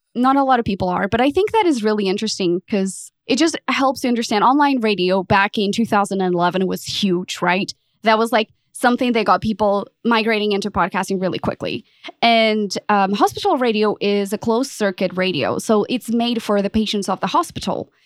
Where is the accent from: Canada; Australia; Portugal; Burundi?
Portugal; moved away as an adult; also born or lived in London; now in Dallas, United States; I'm originally from Portugal, um, lived in London